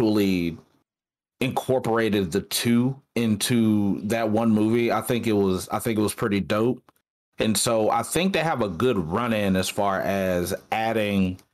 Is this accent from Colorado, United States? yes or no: no; Texas, United States; I'm from Texas